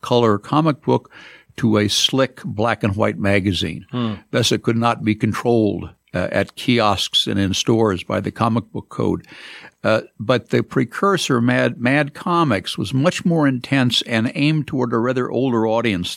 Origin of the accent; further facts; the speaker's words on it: downstate Illinois, United States; also born or lived in Madison; a Midwesterner from downstate Illinois